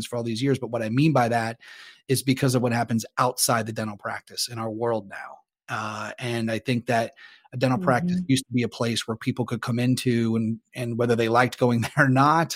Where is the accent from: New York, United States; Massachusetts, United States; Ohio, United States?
Ohio, United States; Northeast; I grew up in Northeast Ohio, so the weather was not always good and it was cold